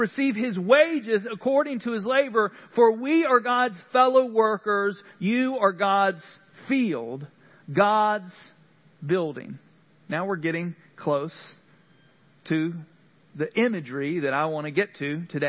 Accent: Central North Carolina, United States; moved away; what I'm used to from Central North Carolina.

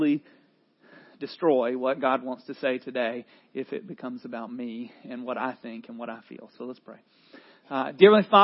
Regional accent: North Carolina, United States; accent: Southerner; I'm a North Carolinian

